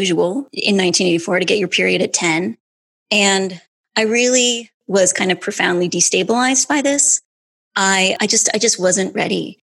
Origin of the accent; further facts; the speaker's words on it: Grand Rapids, Michigan, United States; I was born in 1973 in Grand Rapids, Michigan